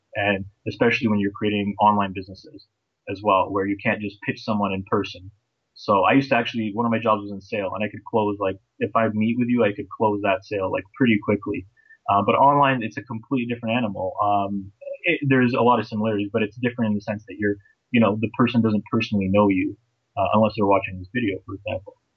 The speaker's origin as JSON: {"language": "English", "town": "Toronto", "region": "Ontario", "country": "Canada", "tie": "born or raised there", "also_born_or_lived": "Bosnia / United Kingdom", "said": "I'm actually from Toronto, Ontario, Canada"}